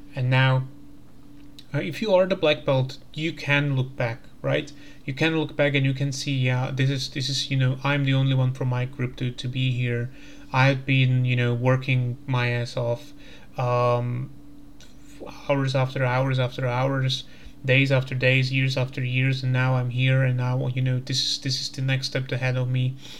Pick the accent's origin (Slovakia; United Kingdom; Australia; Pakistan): Slovakia; I'm coming from Slovakia